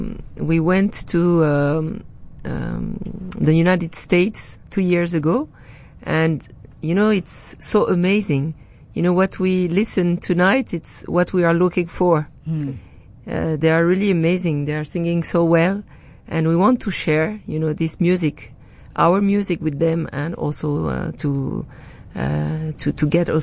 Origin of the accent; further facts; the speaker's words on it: Grenoble, Auvergne-Rhône-Alpes, France; English is a second language; we are from Grenoble, nearby Lyon.